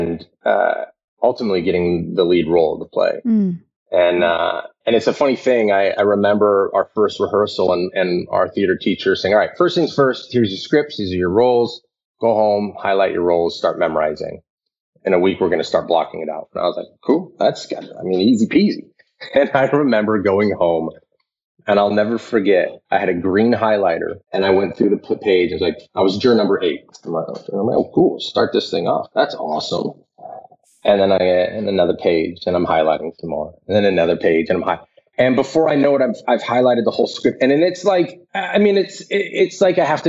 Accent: Aurora, Colorado, United States; I grew up in Aurora, Colorado

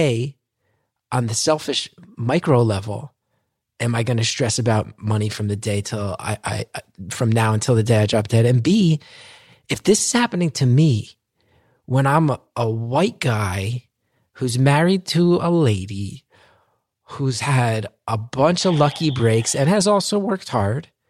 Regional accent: New Jersey, United States; I've grown up my whole life in Jersey

